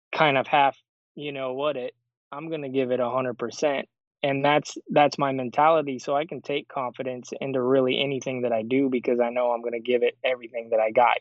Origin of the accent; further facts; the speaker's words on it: Show Low, Arizona, United States; moved away as an adult; also born or lived in Phoenix; I'm from Sholo, Arizona